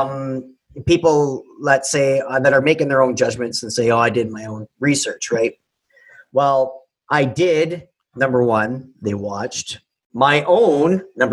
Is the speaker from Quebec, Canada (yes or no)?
yes; Quebec City, Quebec, Canada; Because we're from Quebec City